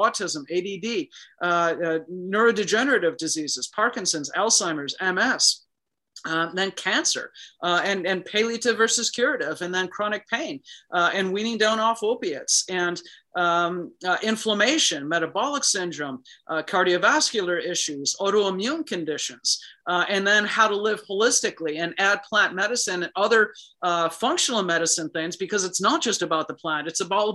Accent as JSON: {"language": "English", "town": "Chicago", "region": "Illinois", "country": "United States", "tie": "born or raised there", "said": "I was born and raised in Chicago"}